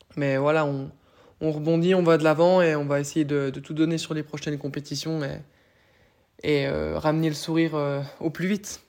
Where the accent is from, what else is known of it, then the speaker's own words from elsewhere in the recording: Doubs, Bourgogne-Franche-Comté, France; je viens, je viens du Doubs